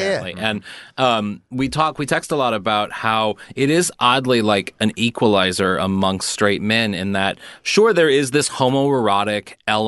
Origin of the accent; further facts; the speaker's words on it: Missouri, United States; moved away; I'm from Missouri, and like, as a kid with my brothers, all straight, we loved WWF.